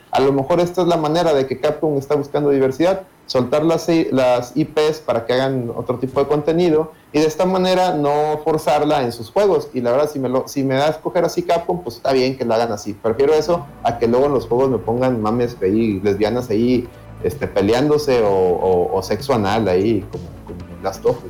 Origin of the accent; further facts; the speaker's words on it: Mexico; Somos de México, la mayoría de Monterrey